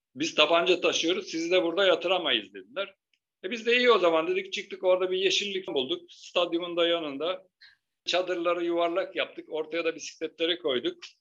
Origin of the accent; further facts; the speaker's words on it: Turkey; biz Türk'üz